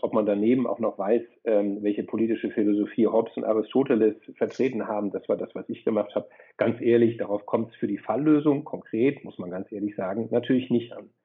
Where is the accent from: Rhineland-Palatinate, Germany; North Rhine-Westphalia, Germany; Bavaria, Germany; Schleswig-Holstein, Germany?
Schleswig-Holstein, Germany; Flensburg; moved away as an adult; also born or lived in Freiburg; Ich komme ursprünglich aus Flensburg, also genau an das andere Ende der Republik.